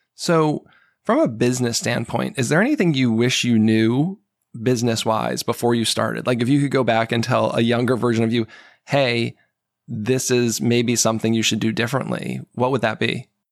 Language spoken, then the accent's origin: English; New England, United States; also born or lived in Seattle; now in Maryland, United States; I grew up in New England